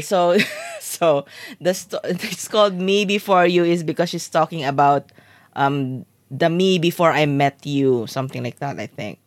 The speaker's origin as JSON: {"language": "English", "country": "Philippines", "tie": "born or raised there", "said": "we grew up in the Philippines"}